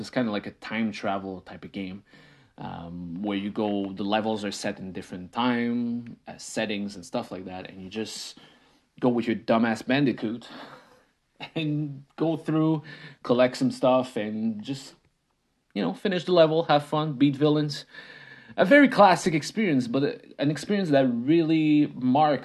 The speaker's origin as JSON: {"language": "English", "country": "Canada", "tie": "born or raised there", "first_language": "French", "second_language": "English", "said": "I didn't speak English. I'm a French Canadian kid. I spoke French. My parents spoke French."}